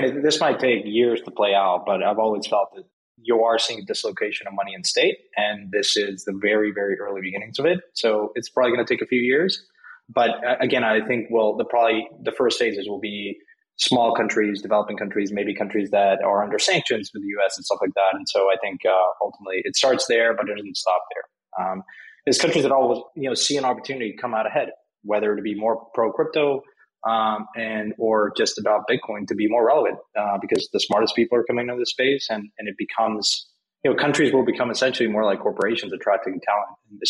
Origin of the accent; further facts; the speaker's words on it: Mexico; English is a second language; I'm from Mexico. I grew up there.